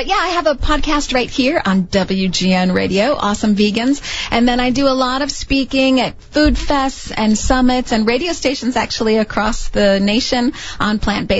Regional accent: Chicago, Illinois, United States; I grew up in Chicago, so I eat meat and potatoes like everybody else.

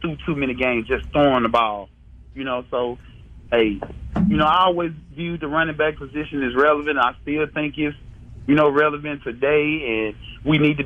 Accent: Jackson, Mississippi, United States; I grew up in Jackson

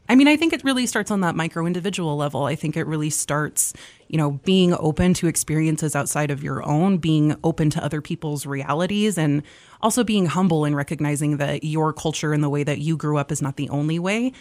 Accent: Malta, Montana, United States; moved away as an adult; now in Missoula, United States; I'm originally from Malta, Montana, um, over in northeastern Montana, about sixty miles south of the Canadian border.

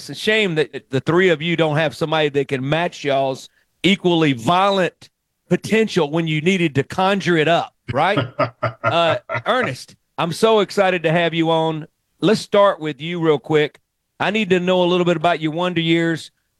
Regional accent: Mississippi Delta, United States; growing up in the Mississippi Delta

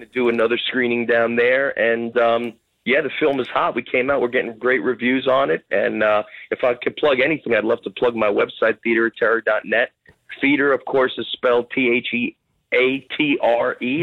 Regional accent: Jersey City, New Jersey, United States; also born or lived in Bloomfield, New Jersey; I was born and raised in Jersey City

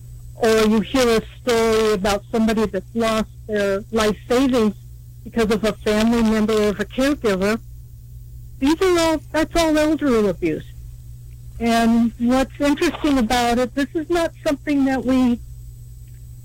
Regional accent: California, United States; moved away; I'm from California

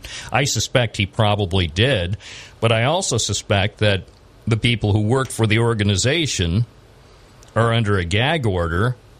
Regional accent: Binghamton, New York, United States; I was born here in Binghamton on the west side

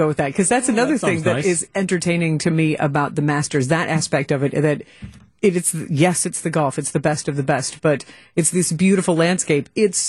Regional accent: Louisville, Kentucky, United States; now in Milwaukee, United States; So I grew up in Louisville, Derby City

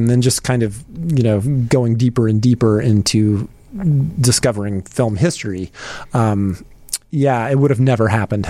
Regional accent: Charlotte, North Carolina, United States; moved away as an adult; Well, you know, I moved here from Charlotte, North Carolina. I was originally going to DePaul, and for a long time, you know, I would go home for Christmas break and summer break.

